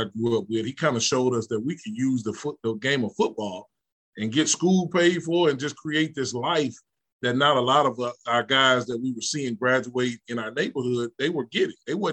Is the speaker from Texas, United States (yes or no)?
yes; Houston, Texas, United States; moved away as an adult; I'm originally from Houston, Texas, born and raised